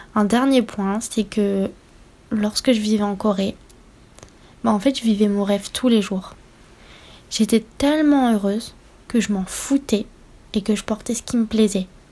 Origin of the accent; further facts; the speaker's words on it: France; j'ai grandi en France et je suis française